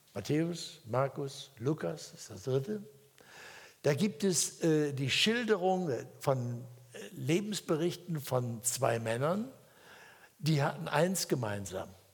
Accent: Hesse, Germany; moved away; in Hessen, da wo ich herkomme

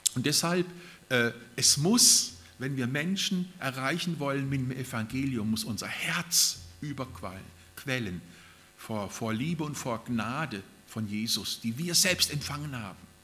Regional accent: Germany; also born or lived in Japan; bei uns in Deutschland

